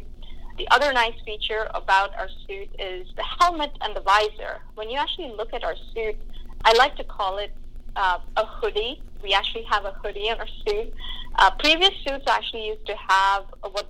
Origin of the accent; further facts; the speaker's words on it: India; moved away; I grew up in India